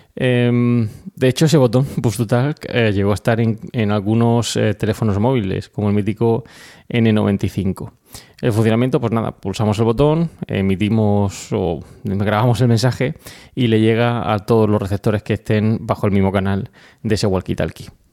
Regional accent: Region of Murcia, Spain; muchos de los eh, colaboradores de Milcar FM somos murcianos

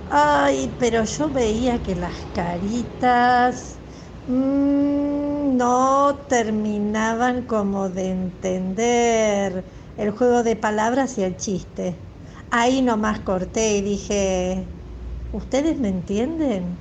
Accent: Argentina; de Argentina.

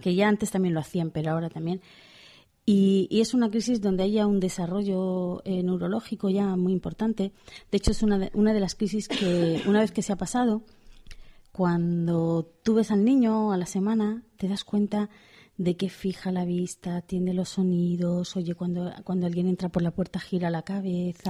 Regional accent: Pamplona, Navarre, Spain; como soy de Pamplona

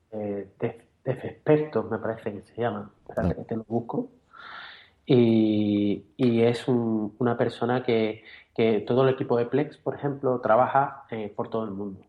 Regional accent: Cádiz, Andalusia, Spain; hemos nacido donde hemos nacido y, y somos españoles, somos de Cádiz

